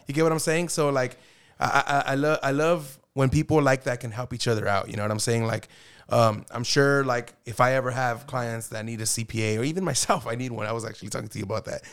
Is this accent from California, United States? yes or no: yes; Arvin, California, United States; I grew up in Arvin High